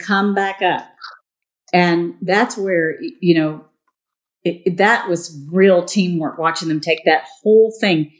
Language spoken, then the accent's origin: English; Harlingen, Texas, United States; I grew up down in South Texas um, in Harlingen, right by the border